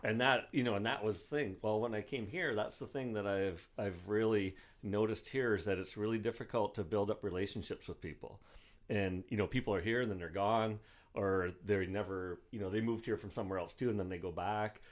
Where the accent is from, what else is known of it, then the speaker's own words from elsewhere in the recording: Bruce Mines, Ontario, Canada; also born or lived in Sault Ste. Marie, Ontario; I grew up in Bruce Mines, which is a really small town